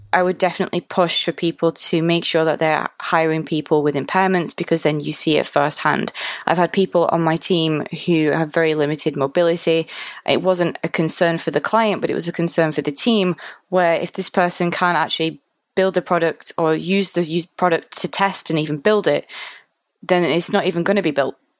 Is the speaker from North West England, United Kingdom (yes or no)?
yes; Manchester, North West England, United Kingdom; So I'm from Manchester